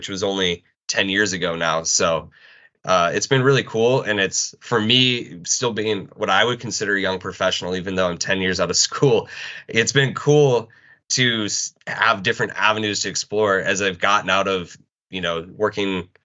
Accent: South Dakota, United States; moved away as an adult; also born or lived in Lincoln, Nebraska / Syracuse, New York; I'm originally from South Dakota

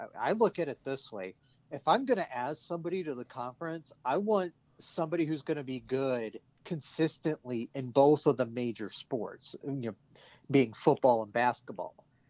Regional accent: the South, United States; now in Minnesota, United States; I've lived in Minnesota for 22 years now, and I still have words that I say that make you know I'm from the South.

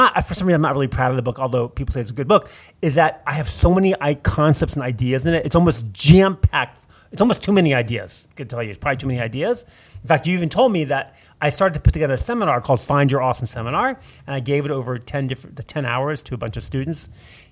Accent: Alexandria, Virginia, United States; when I was little, we grew up in Alexandria, Virginia

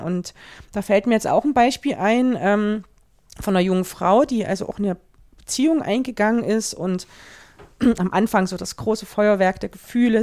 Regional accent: Germany; bei uns in Deutschland

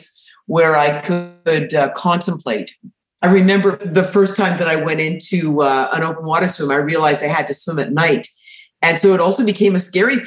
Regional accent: Winnipeg, Manitoba, Canada; I was born in Winnipeg, and we had a cottage on Lake Winnipeg

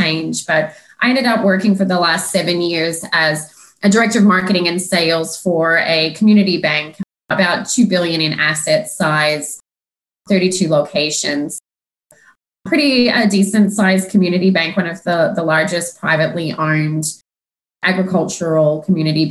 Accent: Australia; moved away; also born or lived in Melbourne / Sydney; I'm actually from Australia

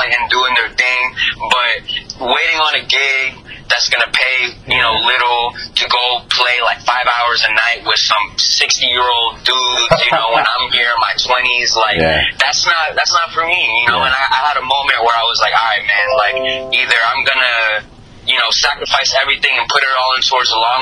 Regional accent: Colombia; I grew up in Colombia

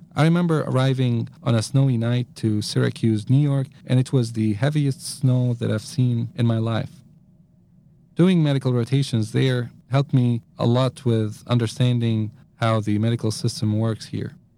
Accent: Damascus, Damascus Governorate, Syria; I was born and raised in Damascus, Syria

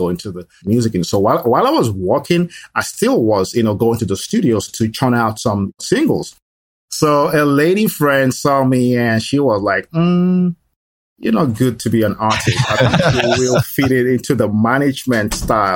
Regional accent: Nigeria; moved away as an adult; also born or lived in Lagos / Florida / Texas; now in Dallas, United States; I am originally from Nigeria, and I was born in Nigeria. So my childhood and my adult years were spent in Nigeria.

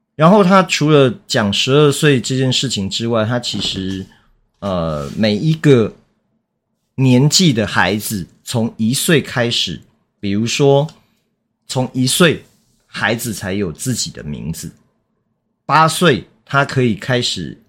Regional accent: Taiwan; 其实台湾也是啊， 我们， 我们也常讲不好意思

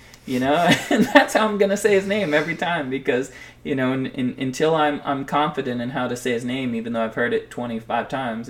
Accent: Pennsylvania, United States; born there; you know, I was born in Pennsylvania, and so that was always my kind of, you mm-hmm. know, secondary team.

